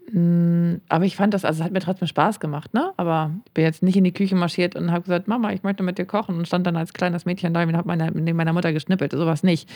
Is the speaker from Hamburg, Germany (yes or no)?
yes; Hamburg, Germany; ich bin ja Hamburgerin, die halt auch in Hamburg leben.